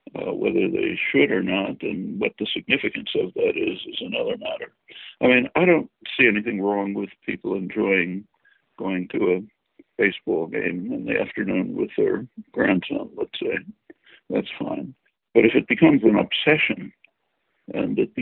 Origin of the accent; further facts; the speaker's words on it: Philadelphia, Pennsylvania, United States; I grew up in Philly